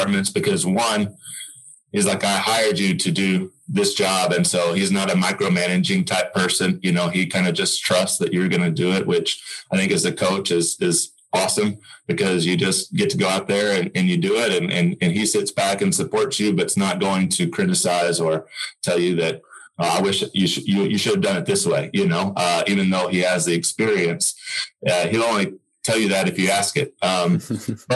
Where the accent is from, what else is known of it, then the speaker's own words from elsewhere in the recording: Oklahoma, United States; I'm from Oklahoma, and I always had a passion to come back and helping tennis in the state become better